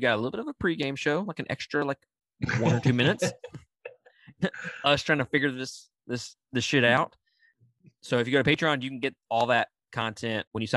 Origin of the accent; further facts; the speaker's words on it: Mississippi, United States; I'm from Mississippi